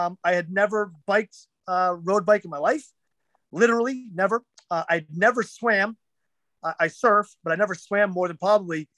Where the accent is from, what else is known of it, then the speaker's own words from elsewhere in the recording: New Hampshire, United States; I'm from New Hampshire